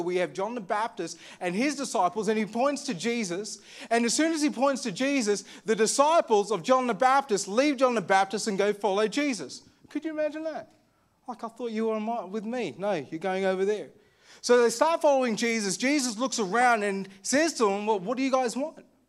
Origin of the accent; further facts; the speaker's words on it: Armidale, New South Wales, Australia; I grew up in Armidale